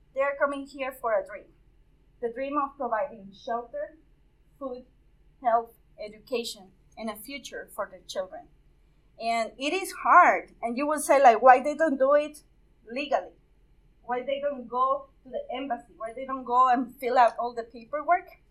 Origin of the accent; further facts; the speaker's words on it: Guatemala; moved away as an adult; I am a Guatemalan, born in Guatemala, lived there my, most of my